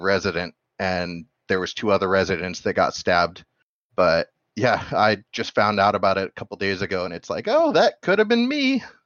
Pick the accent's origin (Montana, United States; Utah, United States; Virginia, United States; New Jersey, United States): Montana, United States; Bozeman; moved away; I'm from Bozeman